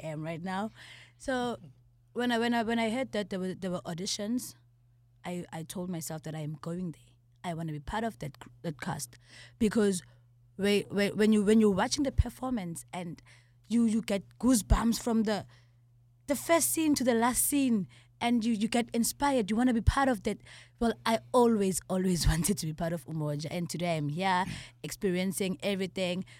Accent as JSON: {"language": "English", "region": "Eastern Cape", "country": "South Africa", "said": "I'm from the Eastern Cape"}